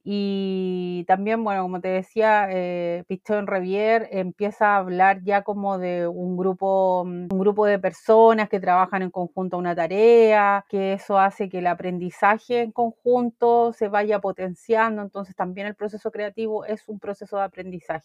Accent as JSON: {"language": "Spanish", "country": "Chile", "said": "de donde vengo yo en realidad que es Chile"}